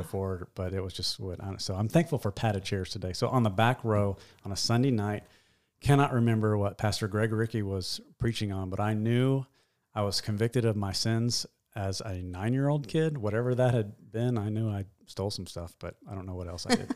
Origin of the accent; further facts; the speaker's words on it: Nashville, Tennessee, United States; I was born in Nashville.